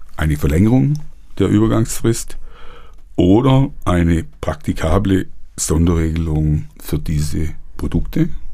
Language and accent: German; Germany; hier bei uns in Deutschland